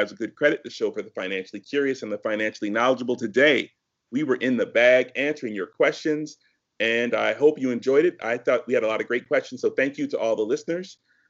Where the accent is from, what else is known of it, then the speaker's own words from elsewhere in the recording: United States; I am straight American.